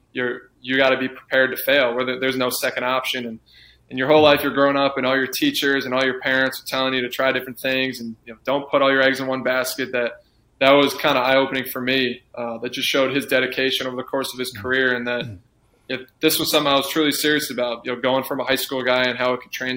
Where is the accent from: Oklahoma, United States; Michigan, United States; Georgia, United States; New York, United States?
New York, United States; moved away; my hometown